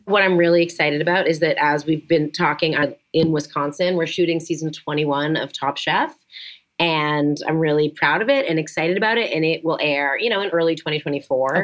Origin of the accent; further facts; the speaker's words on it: Canada; moved away as an adult; now in United States; born and bred Canadian